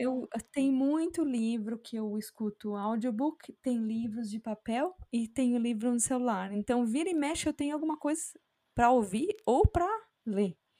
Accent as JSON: {"language": "Portuguese", "country": "Brazil", "moved": "yes", "said": "eu sou brasileira, meu marido é sul-africano"}